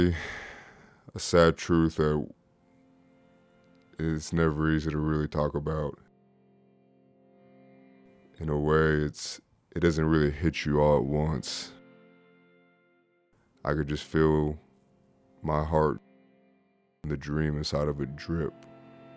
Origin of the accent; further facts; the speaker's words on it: Mesquite, Texas, United States; I grew up in Mesquite, Texas, and I started playing when I was 6 years old